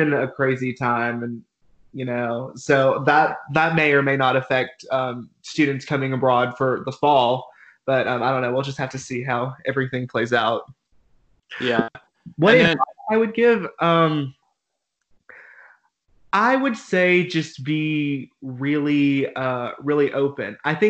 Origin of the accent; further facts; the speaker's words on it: the South, United States; I'm from South. My whole family's from Memphis and Atlanta.